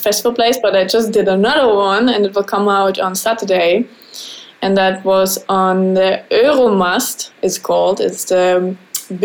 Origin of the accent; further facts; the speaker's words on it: Bavaria, Germany; English is a second language; moved away as an adult; also born or lived in Switzerland; now in Netherlands; I'm from Bavaria